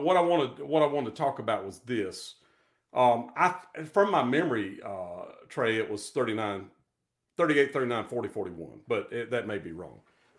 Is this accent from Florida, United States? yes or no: no; Kinston, North Carolina, United States; also born or lived in Raleigh, North Carolina; now in Nashville, United States; I was born in Raleigh, but I was raised in a small town in North Carolina called Kinston, K-I-N-S-T-O-N.